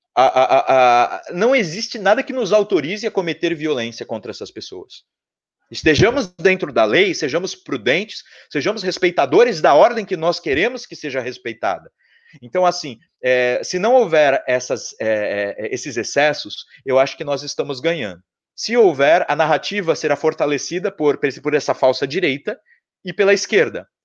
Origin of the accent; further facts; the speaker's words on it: São Paulo, Brazil; Eu sou de São Paulo